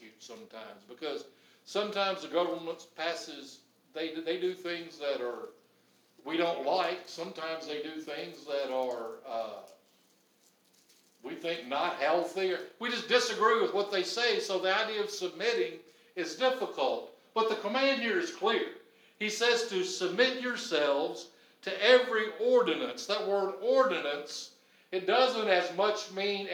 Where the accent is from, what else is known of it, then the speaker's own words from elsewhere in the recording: United States; I'm happy to be an American